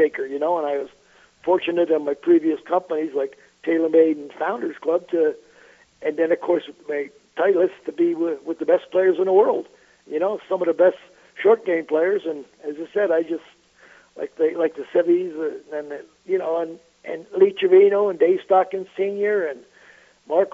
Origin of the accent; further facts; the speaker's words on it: Montreal, Quebec, Canada; I grew up in Montreal, Canada.